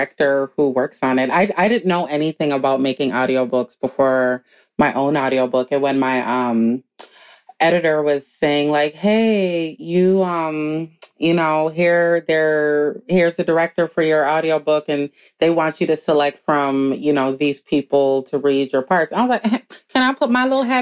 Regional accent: Minneapolis, Minnesota, United States; also born or lived in New York City; a, Black girl growing up in Minneapolis

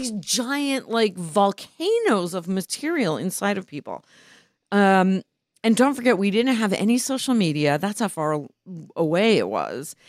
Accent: New Haven, Connecticut, United States; moved away as an adult; also born or lived in Providence, Rhode Island / New York; now in Los Angeles, United States; I grew up in Providence, Rhode Island, and New Haven, Connecticut. My teenage years were in New Haven

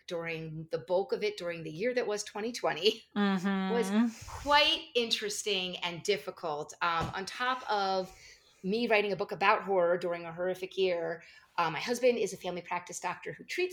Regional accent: New Jersey, United States; I grew up in New Jersey, so of course it was a local mall

